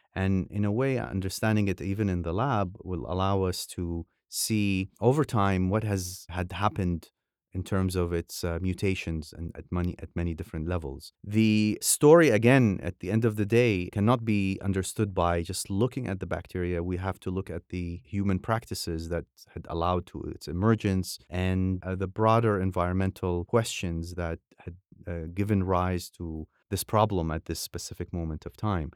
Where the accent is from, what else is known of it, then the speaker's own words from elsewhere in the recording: Iraq; now in Beirut, Lebanon; I grew up in Iraq during the nineteen seventies and eighties